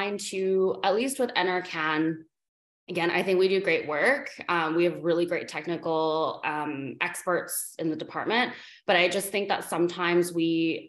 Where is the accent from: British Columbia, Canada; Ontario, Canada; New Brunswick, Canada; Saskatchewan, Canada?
British Columbia, Canada; Vancouver; I grew up in Canada, I grew up in Vancouver.